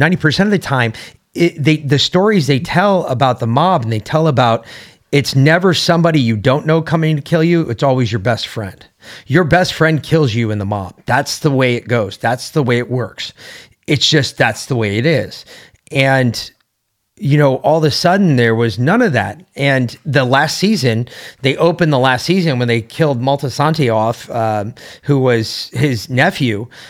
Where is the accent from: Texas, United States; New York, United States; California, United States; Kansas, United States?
New York, United States; New York City; because I grew up in New York City. I grew up in New York. I grew up around the mob.